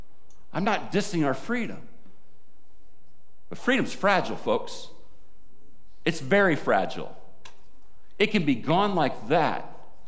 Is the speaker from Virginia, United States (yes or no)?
no; South Dakota, United States; now in Iowa, United States; I came from South Dakota and I thought they were the frozen chosen. It's cold up there, right?